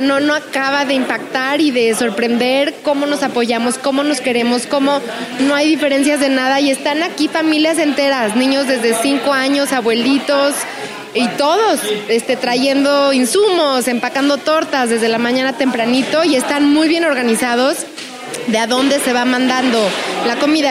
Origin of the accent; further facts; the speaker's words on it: Mexico City, Mexico; moved away as an adult; now in Washington, United States; soy de la Ciudad de México, me mudé a Estados Unidos hace como 23 años